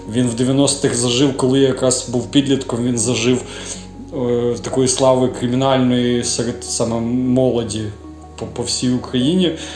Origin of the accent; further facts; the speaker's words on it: Rivne, Rivne Oblast, Ukraine; also born or lived in Khabarovsk, Russia; now in Lviv, Ukraine; Я туди переїхав, коли мені було, здається, якщо не помиляюсь, чи 4 чи 5 років